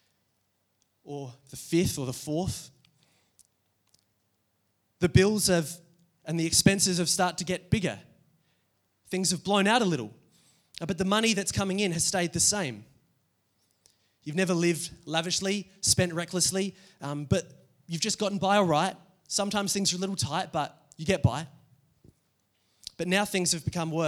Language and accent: English; Adelaide, South Australia, Australia; I grew up here in Adelaide